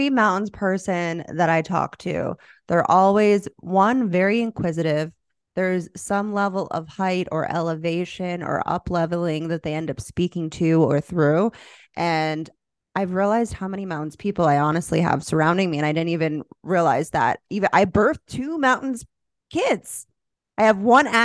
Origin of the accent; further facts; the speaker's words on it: Florida, United States; moved away; I'm from Florida